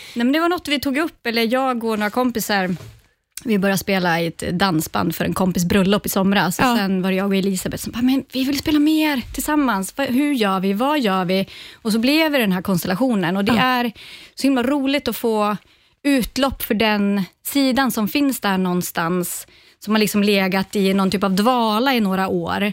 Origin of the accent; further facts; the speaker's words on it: Ånge, Västernorrland County, Sweden; började i musikskolan hemma i Ånge